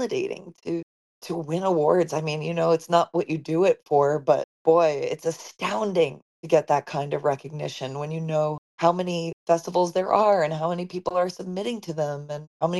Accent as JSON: {"language": "English", "area": "Long Island", "region": "New York", "country": "United States", "tie": "born or raised there", "also_born_or_lived": "Los Angeles", "moved": "yes", "said": "we grew up on Long Island together. He was in the town next door to me"}